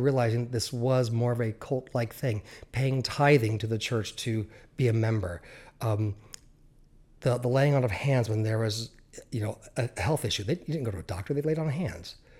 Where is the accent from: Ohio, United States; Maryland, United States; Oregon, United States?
Oregon, United States; Central; also born or lived in Southern California; we moved out of Southern California to, uh, Central Oregon